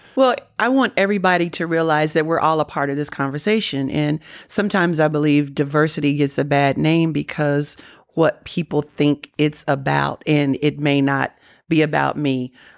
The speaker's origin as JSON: {"language": "English", "region": "Kentucky", "country": "United States", "said": "I'm from Kentucky"}